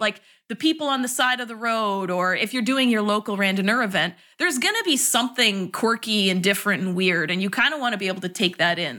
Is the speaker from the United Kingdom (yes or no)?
no; Canada; moved away as an adult; also born or lived in Toronto / New York City; now in San Francisco, United States; I'm Canadian